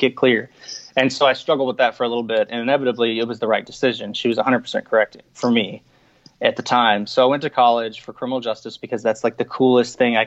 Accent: DFW area of Texas, United States; also born or lived in Iowa; Grew up in the DFW area of Texas.

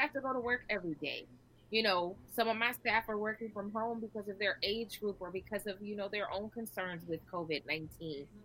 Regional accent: Nebraska, United States; now in Key West, United States; I'm actually from Nebraska, but I live in Key West.

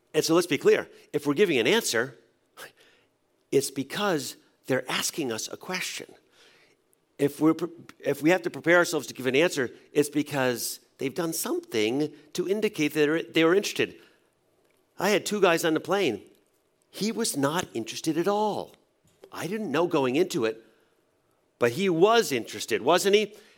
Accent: New England, United States; I grew up in a church in New England

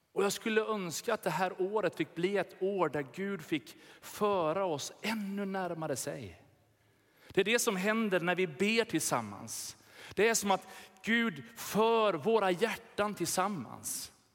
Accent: Sweden; vi har blivit lurade som svenskar i vårt lilla hörn

